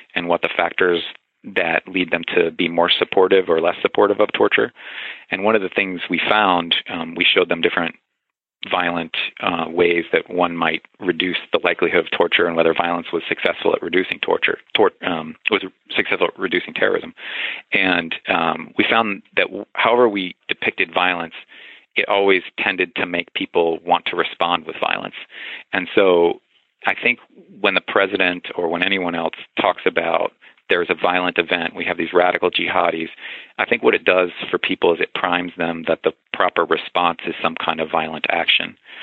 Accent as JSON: {"language": "English", "region": "the South", "country": "United States", "tie": "born or raised there", "said": "I grew up in the South"}